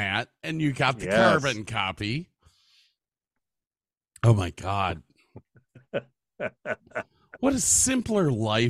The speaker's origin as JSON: {"language": "English", "town": "Medina", "country": "United States", "tie": "born or raised there", "said": "I grew up in Medina, small community."}